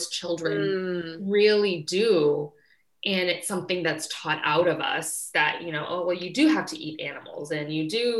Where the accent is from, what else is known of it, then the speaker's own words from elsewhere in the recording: Kansas, United States; I was born and raised in Kansas